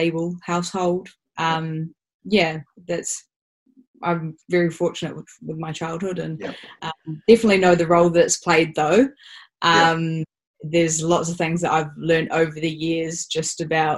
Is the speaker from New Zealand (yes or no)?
yes; Auckland, New Zealand; I'm from Auckland. Was very fortunate to grow up in on the North Shore, in a suburb